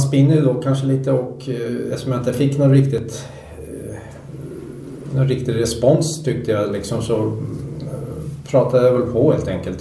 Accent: Sweden; född och uppvuxen i Sverige

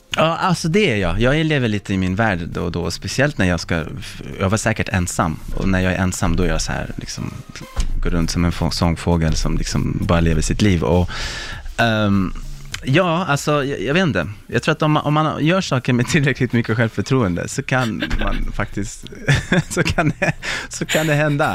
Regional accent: Sweden; moved away; also born or lived in Stockholm; jag var svensk

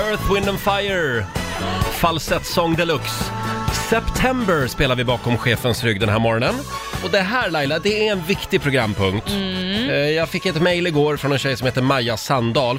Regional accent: Sweden; vi svenskar

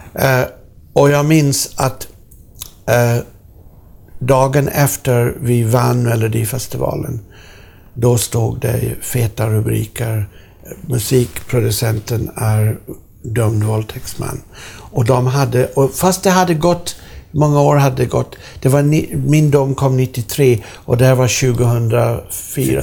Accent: Sweden; jag är från Sverige

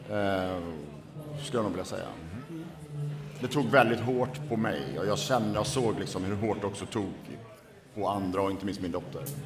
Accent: Borås, Västra Götaland, Sweden; min bakgrund är att jag är född och uppvuxen i Borås

